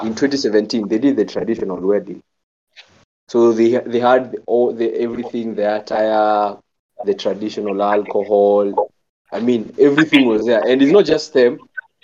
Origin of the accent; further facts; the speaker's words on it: Nakuru, Nakuru County, Kenya; first language Kikuyu; Nakuru, born raised